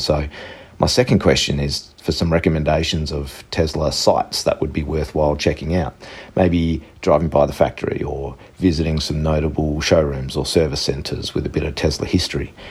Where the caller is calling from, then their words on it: Sydney, New South Wales, Australia; I'm calling from Sydney, Australia